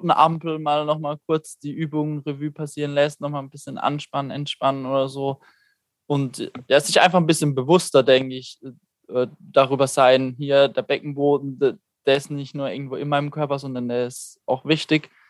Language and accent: German; Neutert, Baden-Württemberg, Germany; Ursprünglich aus Karlsruhe.